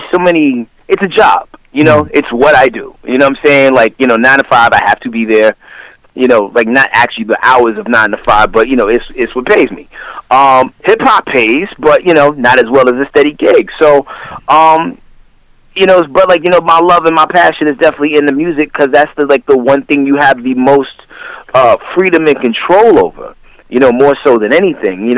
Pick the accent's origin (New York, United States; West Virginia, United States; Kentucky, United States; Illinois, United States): New York, United States; New York City; also born or lived in Dallas, Texas; now in Atlanta, United States; I'm originally from the Bronx, New York.